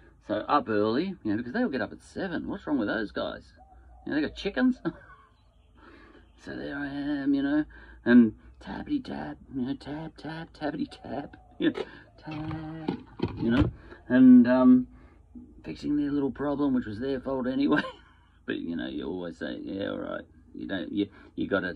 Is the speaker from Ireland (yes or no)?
no; Australia; I'm an Australian.